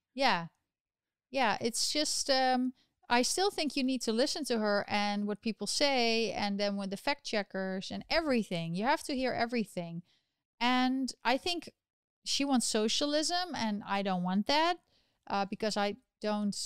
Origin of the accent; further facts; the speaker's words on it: Netherlands; now in New York, United States; my home country of the Netherlands